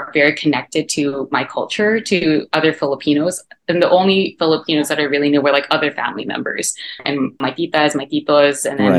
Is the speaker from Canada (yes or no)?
yes; Markham, Ontario, Canada; also born or lived in Malolos, Bulacan, Philippines / Scarborough, Ontario; now in Toronto, Canada; I was born in Malolos, Bulacan. I grew up around Markham, Ontario, and then now I'm currently living in Toronto